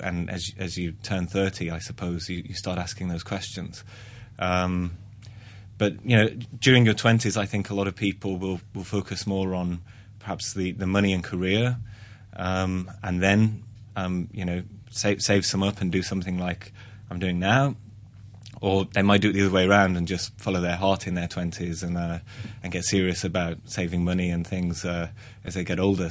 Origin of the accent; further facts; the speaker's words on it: Black Country, West Midlands, United Kingdom; moved away; I'm from the Black Country, um, which is near Birmingham